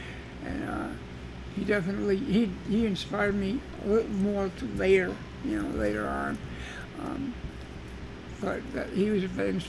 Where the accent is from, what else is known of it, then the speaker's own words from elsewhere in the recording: Albany, New York, United States; also born or lived in Georgia; I was born in Albany, New York.